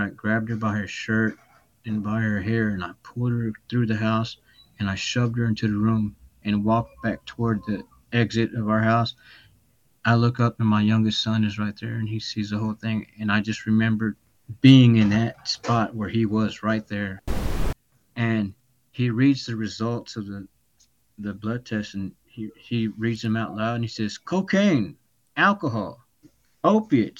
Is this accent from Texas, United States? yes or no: yes; Dallas, Texas, United States; also born or lived in Austin, Texas; I grew up in Dallas County, in Dallas, Most of my life, I grew up